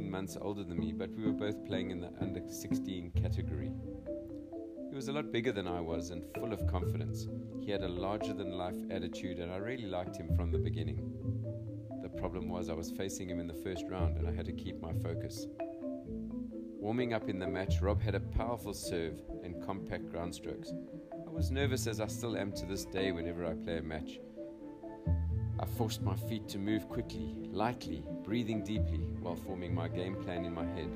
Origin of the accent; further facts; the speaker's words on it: Cape Town, Western Cape, South Africa; Growing up in Cape Town, South Africa, I was fortunate enough to have a family membership at Bergvliet Tennis Club